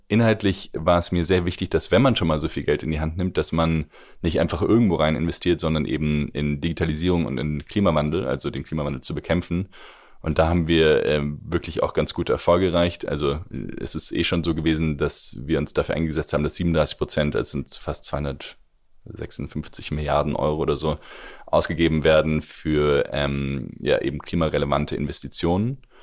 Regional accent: Germany; wir als Deutsche

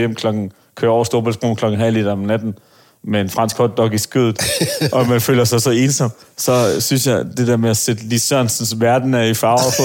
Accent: Aarhus, Central Denmark Region, Denmark; jeg er jo fra Aarhus af

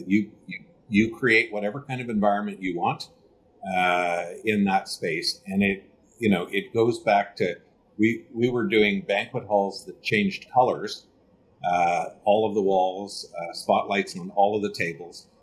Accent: Canada; as a Canadian

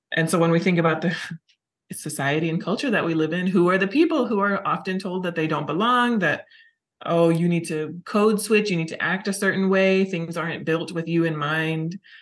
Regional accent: California, United States; I grew up in California.

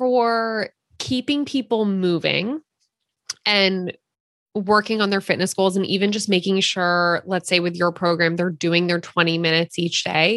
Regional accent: Philadelphia, Pennsylvania, United States; now in Santa Cruz, United States; so we live in Santa Cruz right now, but we're from Philadelphia. We are East Coasters at heart

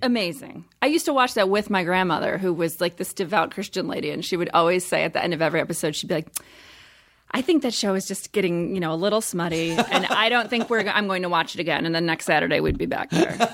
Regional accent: Midwest, United States; moved away; I grew up in the Midwest

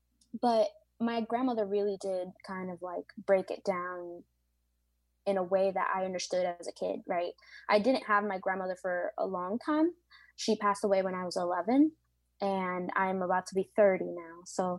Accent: Bronx, New York, United States; Obviously, I am from European descent, but for the most part, I have a lot more African influences in my bloodline, and obviously Latinx, and I'm actually from the Bronx, so I'm American.

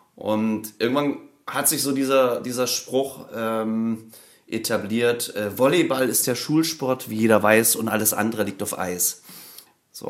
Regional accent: Merseburg, Saxony-Anhalt, Germany; moved away as an adult; now in Hamburg, Germany; ursprünglich komme ich aus Merseburg. Das liegt zwischen Halle ah, und Leipzig

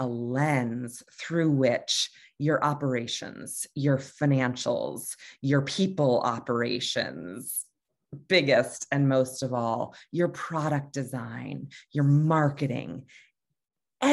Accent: Hartford, Connecticut, United States; I'm from Hartford, Connecticut

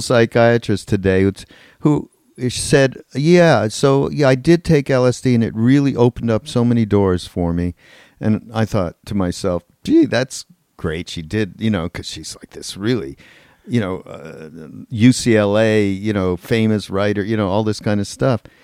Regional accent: Canada; we're from Canada

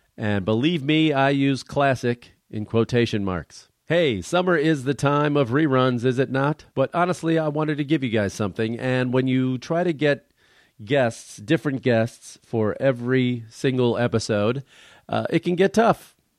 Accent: Chicago, Illinois, United States; we're both from Chicago, or the Chicago area

